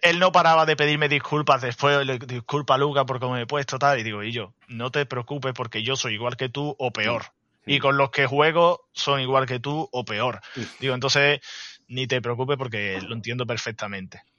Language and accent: Spanish; Andalusia, Spain; como buen andaluz, el tema de la siesta es duro